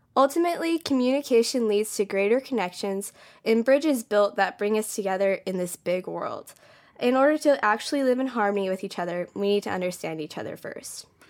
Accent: Modesto, California, United States; moved away as an adult; now in Hawaii, United States; I'm from California, so there's a lot of immigration. So there's like a lot of diversity there, and I loved growing up in that.

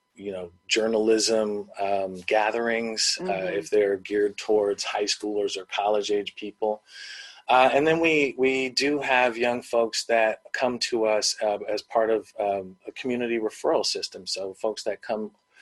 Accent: Bay Area, California, United States; I'm from the Bay Area

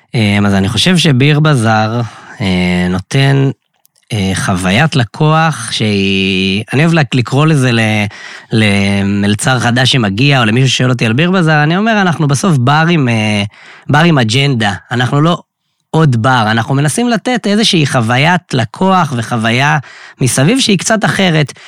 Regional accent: Kiryat Tivon, Northern District, Israel; moved away as an adult; now in Tel Aviv, Israel; מקריית טבעון במקור, גר כבר אה, שש שנים בתל אביב

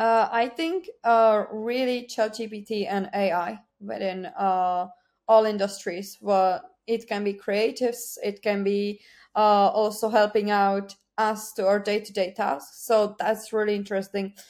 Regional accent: Czechia; English is a second language; moved away as an adult; now in Ireland; I'm not originally from Ireland. I'm from Czech Republic. I moved to Ireland seven years ago

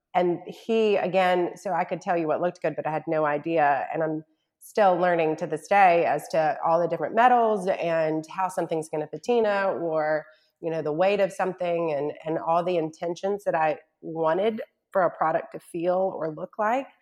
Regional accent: Charlotte, North Carolina, United States; also born or lived in Mississippi / New York; now in Shreveport, United States; I'm from North Carolina, born and raised in Charlotte, and by way of Mississippi and New York, have ended up in my husband's hometown of Shreveport, Louisiana

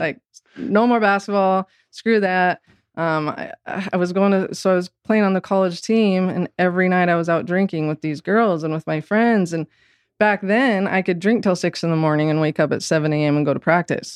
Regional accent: Orem, Utah, United States; of the church growing up in Orem, Utah

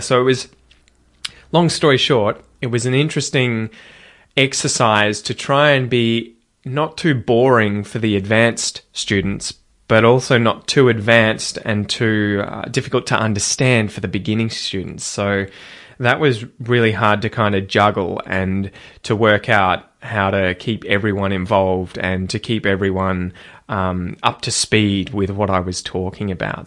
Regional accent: Australia; as an Australian

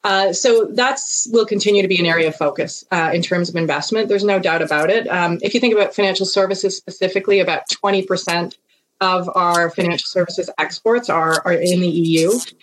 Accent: Canada; as a Canadian

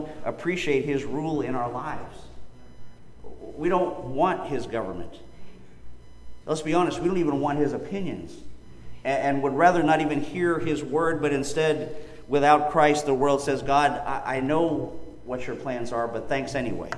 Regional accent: Pennsylvania, United States; growing up in Pennsylvania

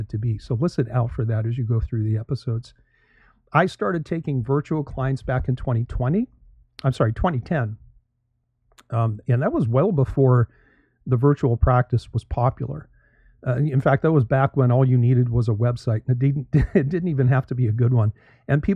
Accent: Canada; moved away as an adult; also born or lived in Toronto, Canada / St. Louis, Missouri, United States / Florida, United States; now in United States; I am Canadian, born and raised there

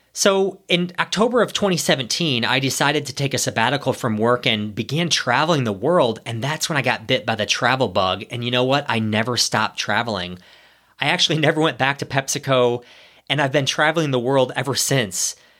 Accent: Ohio, United States; moved away as an adult; also born or lived in New York City; I'm a small town boy. I grew up in Ohio

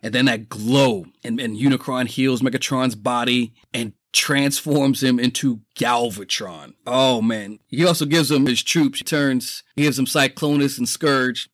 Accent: New York City, New York, United States; I grew up poor in the Bronx

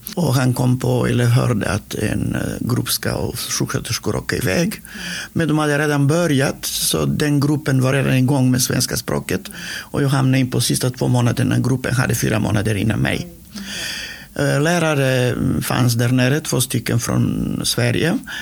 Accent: North Macedonia; Swedish is a second language; moved away as an adult; now in Sweden; jag är född i Makedonien. Och det heter norra Makedonien nu

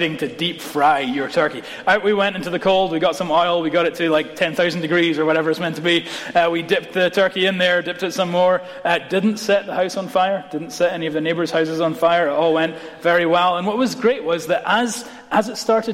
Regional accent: Scotland, United Kingdom; as a Scot

